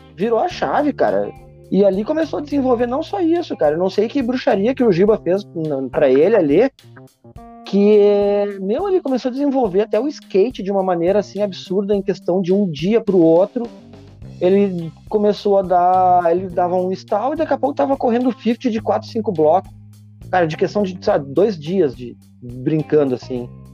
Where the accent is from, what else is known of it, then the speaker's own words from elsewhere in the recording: Porto Alegre, Rio Grande do Sul, Brazil; no bairro onde eu cresci, no Santana, aqui em Porto Alegre